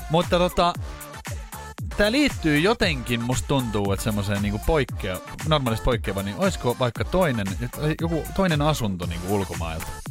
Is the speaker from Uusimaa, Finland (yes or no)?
yes; Espoo, Uusimaa, Finland; mä oon Espoosta kotoisin